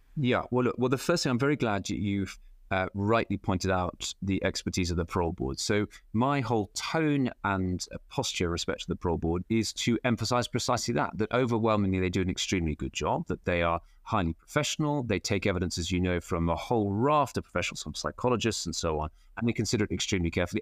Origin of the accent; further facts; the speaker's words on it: Cheltenham, South West England, United Kingdom; my hometown